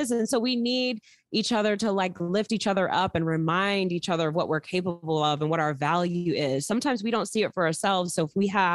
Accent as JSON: {"language": "English", "town": "New York City", "region": "New York", "country": "United States", "moved": "yes", "said": "I'm from Queens"}